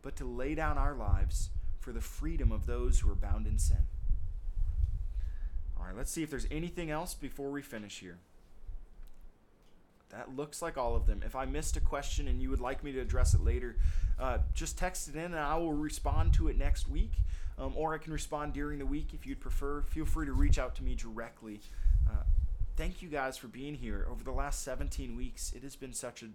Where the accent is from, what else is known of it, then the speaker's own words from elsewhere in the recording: United States; we live as American citizens